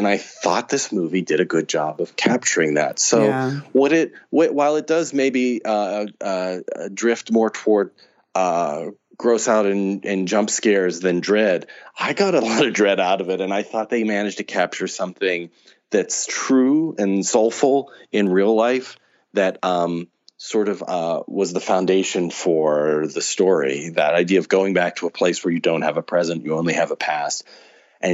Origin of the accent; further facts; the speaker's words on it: Pittsburgh, Pennsylvania, United States; moved away as an adult; I grew up in Pittsburgh, and I moved away 20 some years ago, and you know, it's now been, I used to go back more frequently, but now it's been several years since I've gone home.